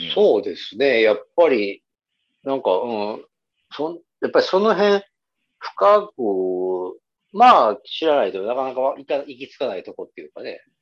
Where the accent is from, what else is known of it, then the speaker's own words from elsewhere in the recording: Nara, Japan; also born or lived in Osaka; 僕は地元は奈良ですけど、高校は大阪に行ったんですよね